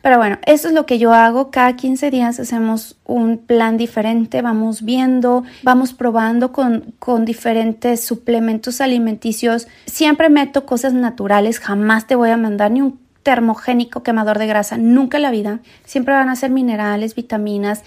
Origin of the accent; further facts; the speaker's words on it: Mexico; now in United States; yo soy mexicana, ¿verdad? Pero bueno, yo vivo en Estados Unidos